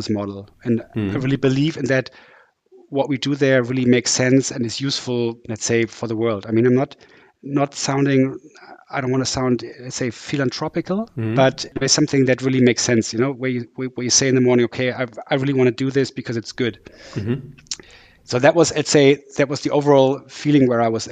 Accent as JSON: {"language": "English", "town": "Düsseldorf", "region": "North Rhine-Westphalia", "country": "Germany", "also_born_or_lived": "Sweden", "moved": "as an adult", "lives_now": "Hamburg, Germany", "said": "I'm from Düsseldorf, which is in the west of Germany. Came to Hamburg about 21 years ago when I came here to study engineering."}